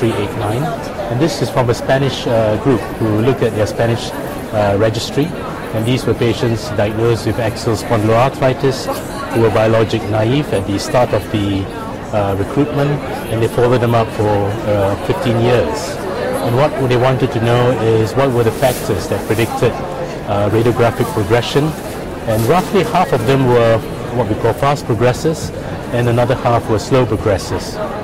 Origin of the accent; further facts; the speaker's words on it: London, United Kingdom; I'm from London, United Kingdom, reporting here at ACR 23 in San Diego for Rundown.